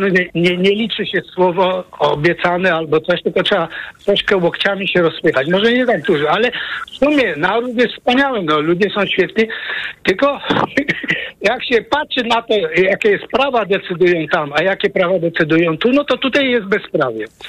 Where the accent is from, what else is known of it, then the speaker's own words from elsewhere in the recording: Poland; moved away as an adult; also born or lived in Norway; now in Kraków, Poland; Ja uciekłem z Polski jako młody chłopak, 18 lat miałem